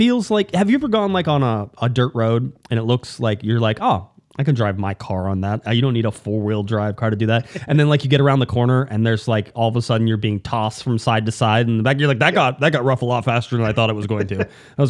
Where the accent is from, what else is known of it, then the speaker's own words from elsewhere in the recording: Southern California, United States; moved away; I'm from Southern California.